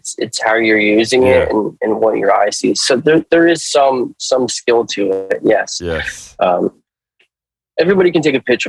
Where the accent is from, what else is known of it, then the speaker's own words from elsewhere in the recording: New York, United States; When I'm from New York, and you'd think like, oh, somebody in New York would want to show this stuff.